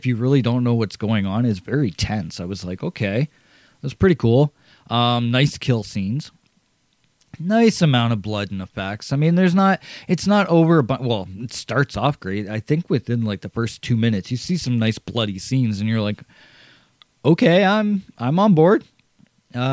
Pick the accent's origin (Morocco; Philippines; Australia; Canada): Canada; For my home country